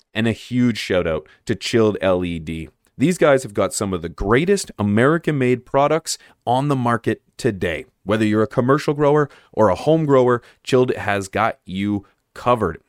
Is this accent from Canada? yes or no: yes; Canada; I'm from Canada